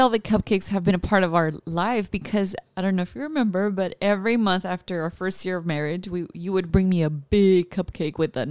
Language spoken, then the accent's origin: English; California, United States; moved away as an adult; also born or lived in Texas / New York; we're from California